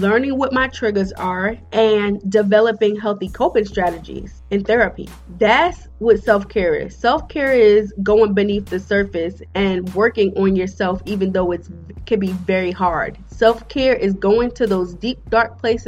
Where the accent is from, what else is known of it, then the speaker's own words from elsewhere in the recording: United States; I'm African American.